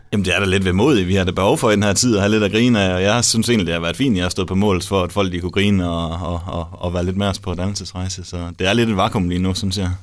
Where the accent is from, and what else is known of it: Denmark